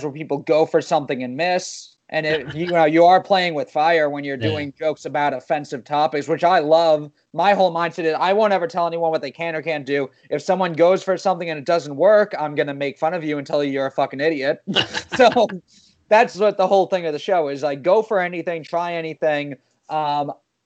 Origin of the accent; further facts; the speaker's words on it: New York City, New York, United States; I grew up in Queens